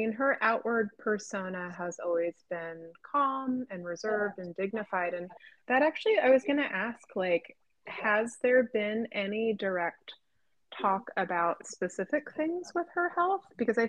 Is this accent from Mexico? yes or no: no; Canada; I have dual citizenship, I'm Canadian